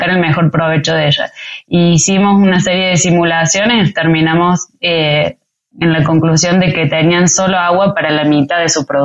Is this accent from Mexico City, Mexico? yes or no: yes; Mexico City, Mexico; Em, DF, históricamente, desde que soy chica, Ciudad de México tiene problemas con agua